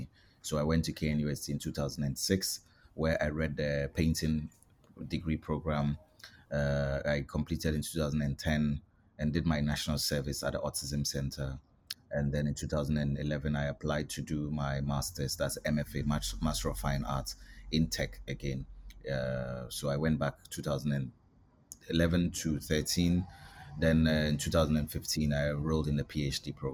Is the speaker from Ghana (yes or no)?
yes; Accra, Greater Accra, Ghana; also born or lived in Tamale, Ghana / Nsawam, Ghana; I was born in Tamale in 1987. I didn't grow up here. At the age of two, I was sent to Accra, and I grew up there